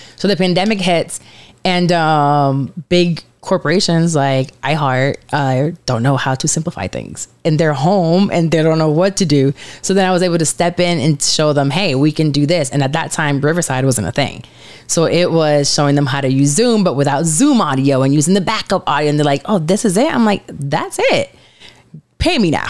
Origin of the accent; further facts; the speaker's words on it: Puerto Rico; now in Orlando, United States; I'm from Puerto Rico, Caribbean.